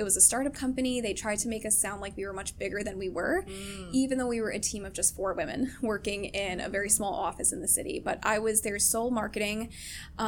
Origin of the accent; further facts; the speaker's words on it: New York City, New York, United States; I'm from Queens